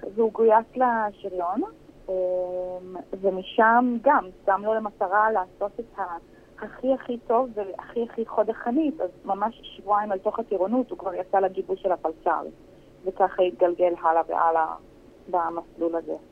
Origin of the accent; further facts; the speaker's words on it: Herzliya, Tel Aviv District, Israel; אנחנו במקור בהרצליה, גדלנו בהרצליה, אני עדיין גרה בהרצליה